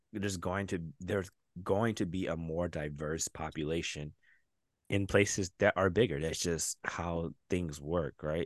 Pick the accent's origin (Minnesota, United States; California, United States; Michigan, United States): Michigan, United States; Detroit; moved away; That's Detroit." Yeah. That's where I'm from.